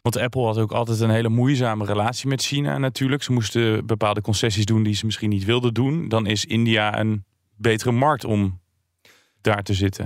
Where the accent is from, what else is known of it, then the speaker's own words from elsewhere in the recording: Tiel, Gelderland, Netherlands; ik ben geboren in Tiel